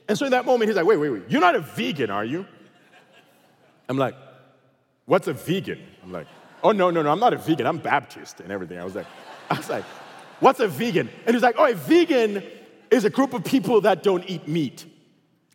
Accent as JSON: {"language": "English", "country": "Zimbabwe", "also_born_or_lived": "Texas", "moved": "yes", "lives_now": "United States", "said": "I come from Zimbabwe, and everybody in Zimbabwe looks like me, okay? So there was no diversity there"}